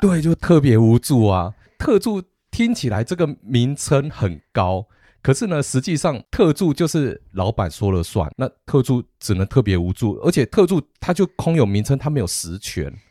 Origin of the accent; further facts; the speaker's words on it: Taiwan; 我们台湾人